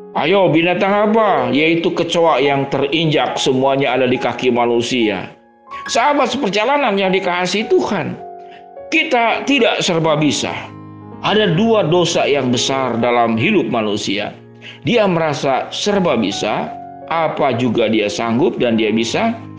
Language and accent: Indonesian; Bandung, West Java, Indonesia; saya orang Bandung